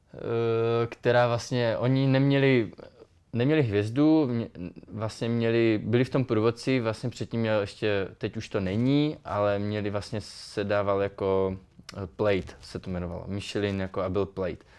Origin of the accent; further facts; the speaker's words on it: Czechia; moved away; tam u nás v Beskydech, já pocházím z Beskyd